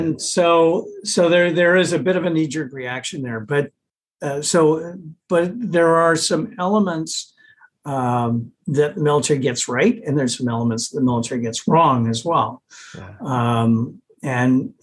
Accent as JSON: {"language": "English", "country": "Canada", "said": "being a Canadian"}